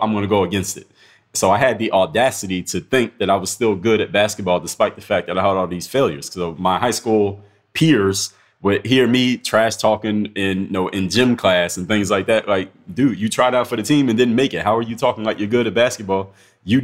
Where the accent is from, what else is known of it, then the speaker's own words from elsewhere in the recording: United States; As an American